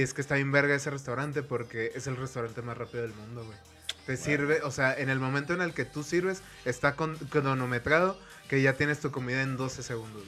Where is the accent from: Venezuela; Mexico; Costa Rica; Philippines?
Mexico; northern Mexico; norteño en, tierras de, de, Moctezuma